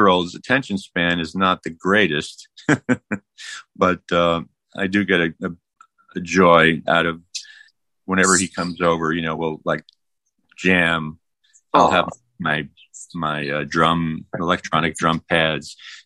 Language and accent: English; New York, United States; I was born in the Bronx